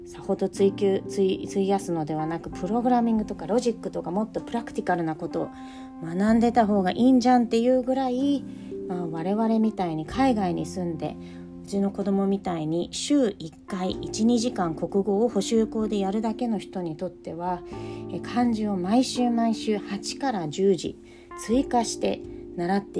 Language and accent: Japanese; United States; moved away; 私自身は自分がアメリカで育った帰国子女で、えー、今はヨーロッパで仕事をしながら子供2人を育てています